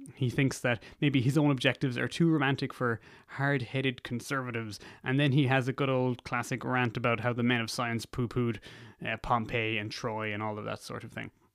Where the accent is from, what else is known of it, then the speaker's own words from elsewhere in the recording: Ireland; also born or lived in United Kingdom; further south where I'm from